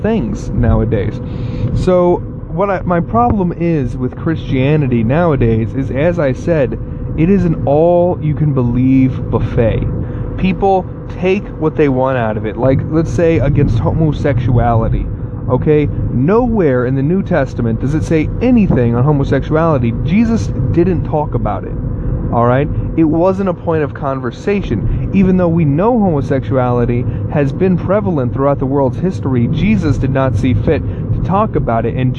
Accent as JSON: {"language": "English", "region": "the South", "country": "United States", "tie": "born or raised there", "said": "I grew up in the South"}